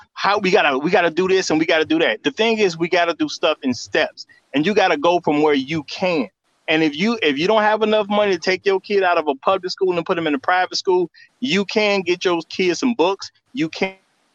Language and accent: English; Chicago, Illinois, United States; I grew up in Chicago.